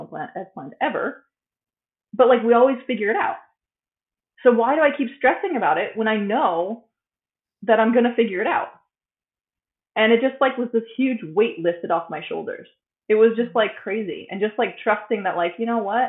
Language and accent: English; United States; moved away as an adult; now in Sweden; coming from like being American, of course we're not told to be toned down, even though I feel like I'm a toned down American